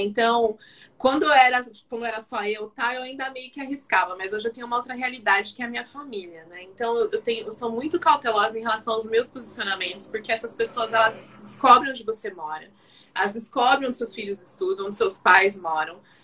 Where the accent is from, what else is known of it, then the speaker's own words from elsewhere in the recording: São Paulo, Brazil; also born or lived in Campinas; nascida aqui em São Paulo, mas eu fiz faculdade em Campinas, morei minha juventude toda lá na, em Campinas e voltei para São Paulo